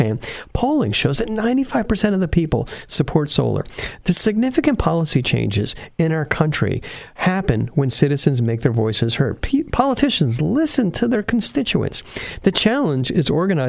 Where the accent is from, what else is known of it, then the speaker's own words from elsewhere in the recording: New Jersey, United States; now in California, United States; Rutgers, my home state's university